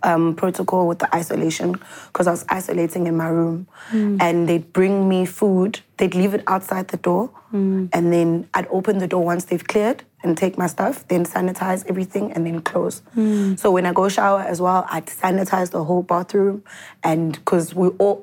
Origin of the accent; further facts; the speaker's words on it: Durban, KwaZulu-Natal, South Africa; moved away as an adult; now in Johannesburg, South Africa; I'm originally from Durban, but I'm in Joburg because of working